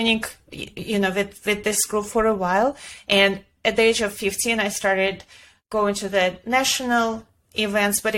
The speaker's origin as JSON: {"language": "English", "region": "Ulyanovsk Oblast", "country": "Russia", "tie": "born or raised there", "also_born_or_lived": "Florida", "second_language": "English", "moved": "as an adult", "lives_now": "New York City, United States", "said": "I grew up in Ulyanovsk"}